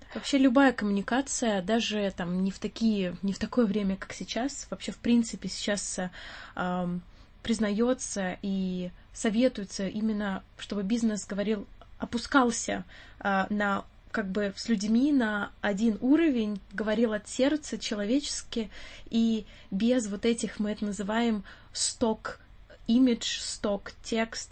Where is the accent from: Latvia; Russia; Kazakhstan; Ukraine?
Russia; now in London, United Kingdom; нам очень сложно скрыть акцент свой. И очень часто, а, акцент триггерит вопрос «Откуда ты?» И ты говоришь «Я из России»